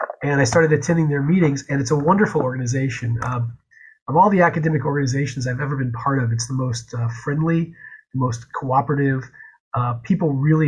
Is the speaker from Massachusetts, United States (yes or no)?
yes; Chicopee, Massachusetts, United States; now in North Dakota, United States; I'm from Chicopee, Massachusetts